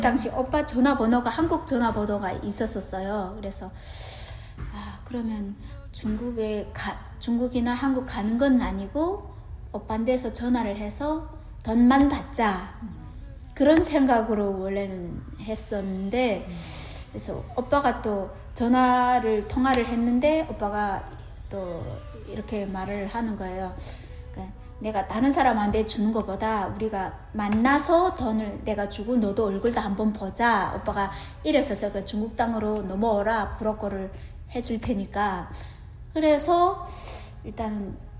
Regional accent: Namyang, Onsong County, North Hamgyong, North Korea; moved away as an adult; also born or lived in South Korea; now in Newnan, United States; 함경북도 언성군 남양 노동자구에서 왔고요.

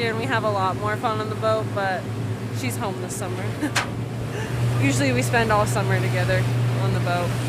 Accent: Alaska, United States; I'm from Alaska, and I commercial fish.

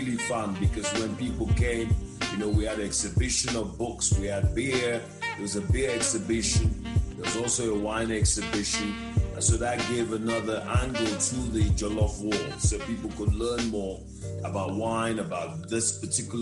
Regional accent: Nigeria; also born or lived in Ghana; now in Johannesburg, South Africa; I'm from Nigeria. I've lived in Ghana

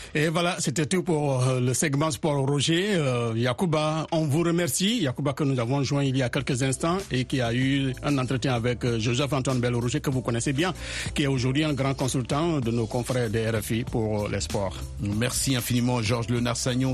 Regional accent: Guinea; moved away; also born or lived in Congo; la Guinée, euh, mon pays natal

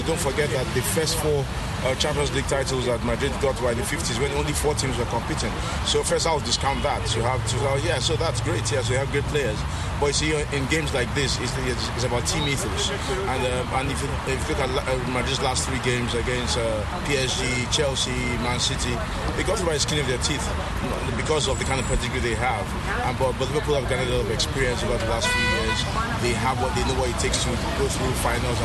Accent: Nigeria; I'm from Nigeria.

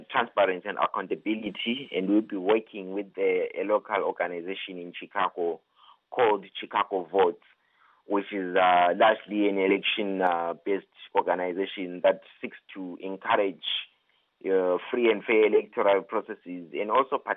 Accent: Zimbabwe; various uh, African countries, including my home country, Zimbabwe.

